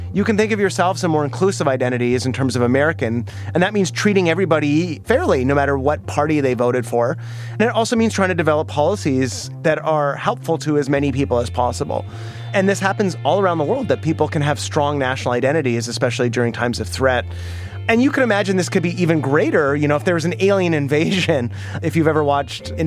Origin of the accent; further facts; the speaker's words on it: Canada; I am a Canadian.